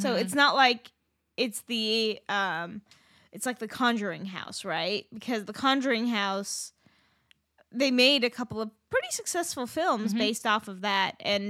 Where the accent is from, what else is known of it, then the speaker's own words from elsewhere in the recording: Southern California, United States; growing up in Southern California